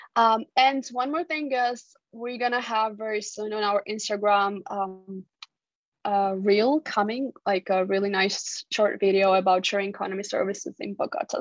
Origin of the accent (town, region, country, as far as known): Georgia